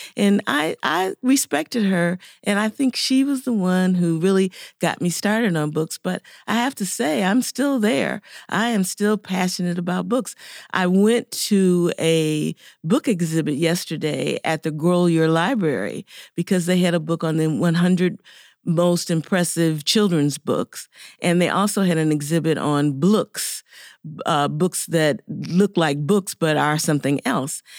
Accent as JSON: {"language": "English", "town": "Chicago", "region": "Illinois", "country": "United States", "tie": "born or raised there", "said": "I grew up in Chicago, Illinois"}